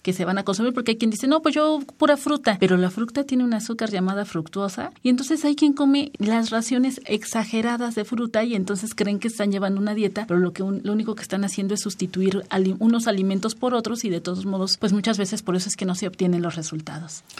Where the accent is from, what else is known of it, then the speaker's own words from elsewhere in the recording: Mexico; como mexicano tiene pretextos para festejar